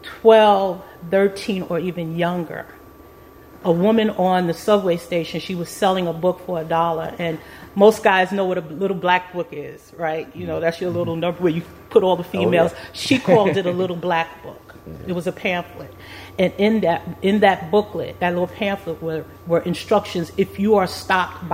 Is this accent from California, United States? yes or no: no; New York City, New York, United States; moved away as an adult; also born or lived in Brooklyn, New York; now in Herndon, United States; I was born and raised in the Bronx, but I raised my family after getting married in Brooklyn, New York